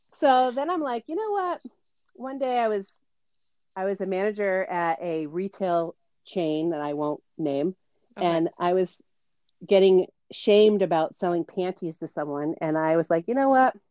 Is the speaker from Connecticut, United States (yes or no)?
yes; Mystic, Connecticut, United States; I grew up in Mystic, Connecticut, and you and I met at the amazing Stonington